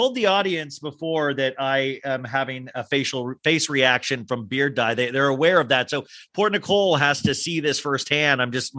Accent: Kansas, United States; now in Los Angeles, United States; I mean, I came from Kansas, I remember, and I used to dream about

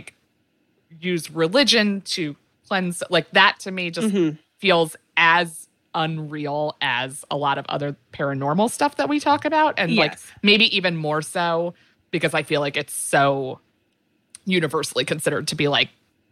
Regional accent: Maryland, United States; I grew up in Maryland

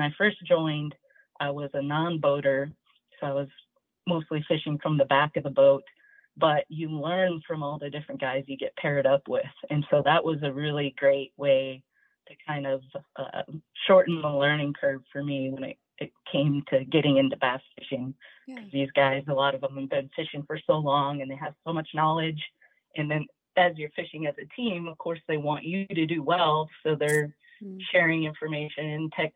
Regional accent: Minnesota, United States; now in Nashville, United States; I grew up in Minnesota, and my family was very outdoors

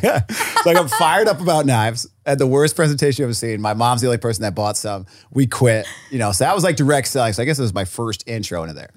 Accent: Rhode Island, United States

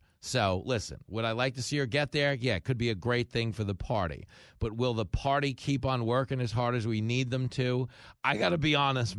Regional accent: California, United States; As a Californian, if the 49ers lose in the playoffs, do they get an extra week to count the mail-in points, or how does that work?

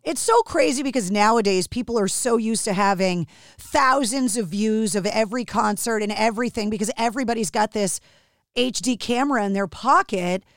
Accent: Massachusetts, United States; my home state of Massachusetts

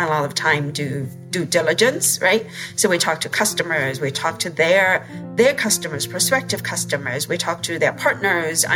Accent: China; moved away as an adult; I grew up in China

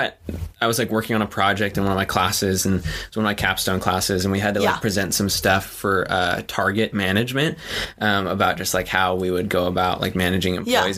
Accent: Huntington Beach, California, United States; So I am from Huntington Beach. I grew up there

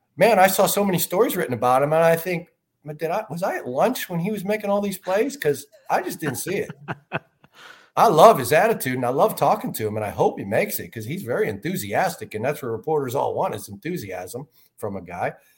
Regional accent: Chicago, Illinois, United States; I am Irish Catholic from Chicago

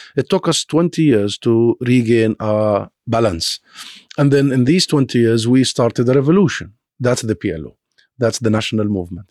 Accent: Gaza Strip, Palestine; now in United Kingdom; Palestinian refugees like myself. I am not originally from Gaza.

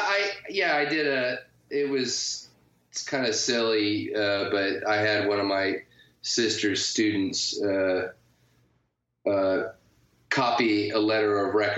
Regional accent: Atlanta, Georgia, United States; Cartoon Network was in my hometown too

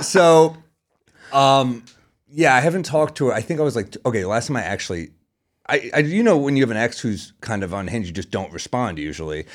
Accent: New York City, New York, United States; I'm a New Yorker

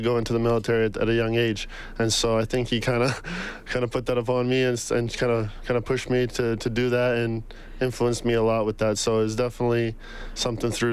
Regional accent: Edmonton, Alberta, Canada; also born or lived in Bosnia / Surrey, British Columbia; made the transition over here to Edmonton where we all kind of grew up, me and my sister, and kind of built our lives here

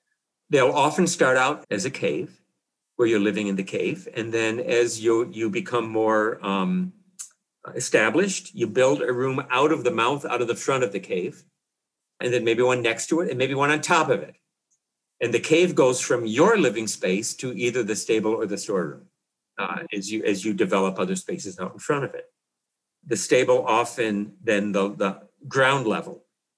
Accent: Illinois, United States; close to where I grew up in Illinois

